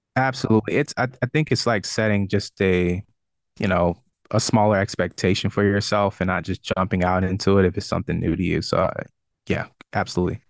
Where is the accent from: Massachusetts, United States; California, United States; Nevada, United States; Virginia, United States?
Virginia, United States; Richmond; moved away as an adult; also born or lived in Brooklyn, New York / Charlotte, North Carolina; back in Richmond and exploring, you know, my hometown